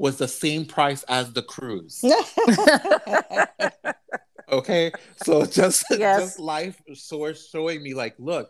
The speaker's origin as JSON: {"language": "English", "town": "New York City", "region": "New York", "country": "United States", "tie": "born or raised there", "said": "growing up in New York City"}